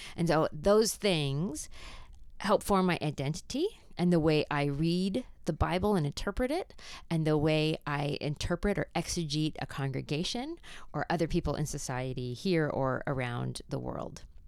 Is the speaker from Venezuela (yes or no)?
no; Canada; accent: Canadian; my Canadian accent